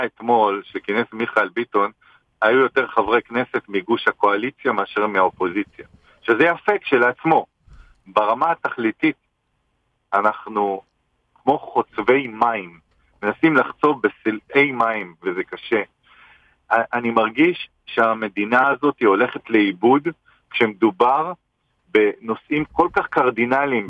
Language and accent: Hebrew; Israel; נולדתי במדינה הזאת, אני גאה לחיות בה ולגדל את ילדיי